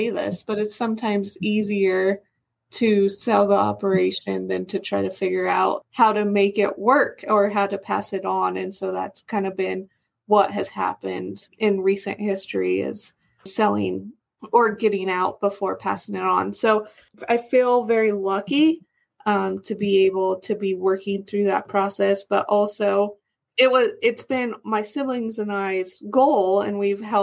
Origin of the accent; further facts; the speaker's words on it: Las Animas, Colorado, United States; also born or lived in La Junta, Colorado / Washington; I grew up in Los Animas